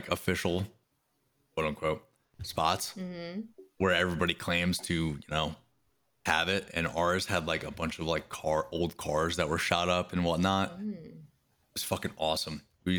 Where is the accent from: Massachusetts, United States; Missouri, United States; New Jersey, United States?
New Jersey, United States; I grew up in Jersey by the Devil's Footprint.